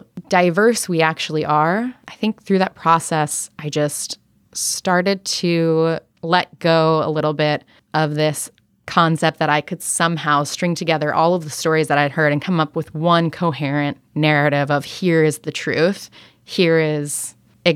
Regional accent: United States; I was raised in America

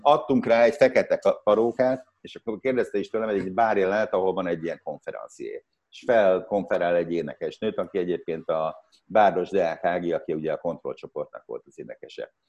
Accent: Szeged, Csongrád-Csanád, Hungary; moved away as an adult; szegedi, szegedi születésű vagyok, és 20 éves koromig ott éltem

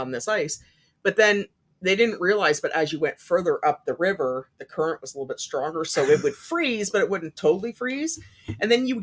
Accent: Ontario, Canada; born or raised there; moved away

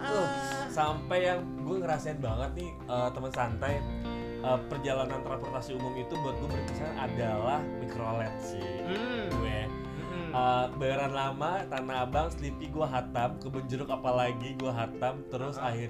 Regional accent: Jakarta, Indonesia; born there; 1980 tepatnya gue lahir di Jakarta di bundaran Slipi yang sekarang itu jadi jalan tol layang

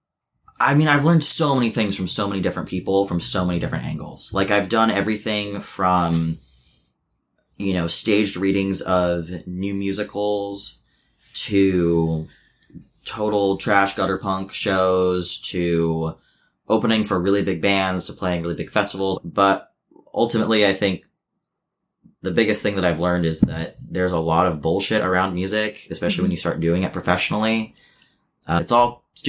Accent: Medford, Oregon, United States; moved away; I grew up in a small town that's pretty out there. Like, you know, I'm from Southern Oregon, from Medford, Oregon

